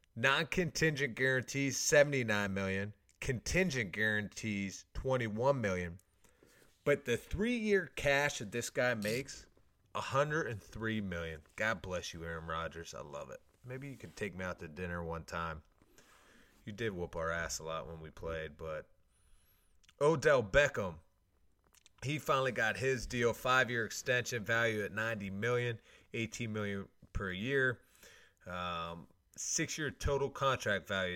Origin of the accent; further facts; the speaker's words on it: Pittsburgh, Pennsylvania, United States; also born or lived in Toledo; growing up in Pittsburgh